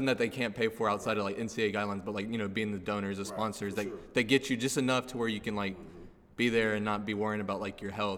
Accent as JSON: {"language": "English", "town": "Garland", "region": "Texas", "country": "United States", "tie": "born or raised there", "said": "we all played sports growing up in Garland."}